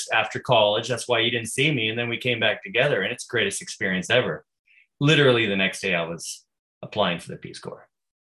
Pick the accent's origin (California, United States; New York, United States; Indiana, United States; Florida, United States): California, United States; Santa Rosa; I grew up in Santa Rosa, California